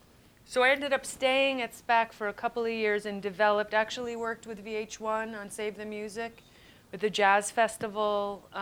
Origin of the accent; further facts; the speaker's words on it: Schenectady, New York, United States; I grew up in Schenectady, New York. Certainly not a hotbed for entertainment or anything else interesting.